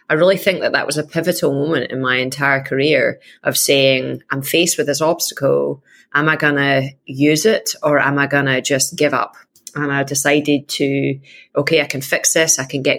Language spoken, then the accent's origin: English; Scotland, United Kingdom; I am Scottish